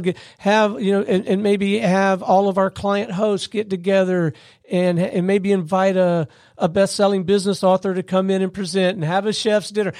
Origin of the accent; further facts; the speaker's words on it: Gulf Coast, United States; I grew up on the Gulf Coast.